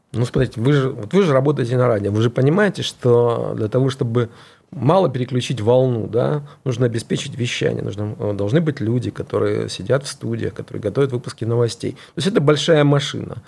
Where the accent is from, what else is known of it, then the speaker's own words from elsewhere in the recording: Dnipro, Dnipropetrovsk Oblast, Ukraine; moved away; also born or lived in Kyiv; я сам родился и вырос в Днепропетровске, это областной центр на юго-востоке.